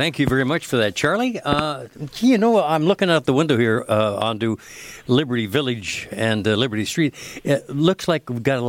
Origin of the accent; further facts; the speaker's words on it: London, Ontario, Canada; moved away; London, Ontario, my hometown